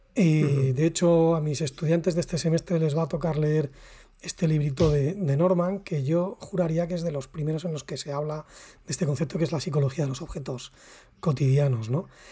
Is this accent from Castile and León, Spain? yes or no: yes; Salamanca, Castile and León, Spain; nosotros somos de Salamanca, Raúl y yo